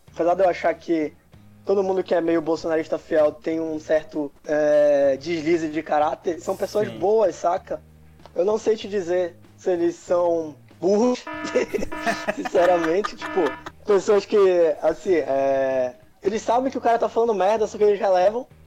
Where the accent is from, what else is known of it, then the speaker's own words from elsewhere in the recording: Belém, Pará, Brazil; moved away as an adult; now in Santa Catarina, Brazil; sou lá de Belém, também, de lá que eu conheço o nosso amigo Café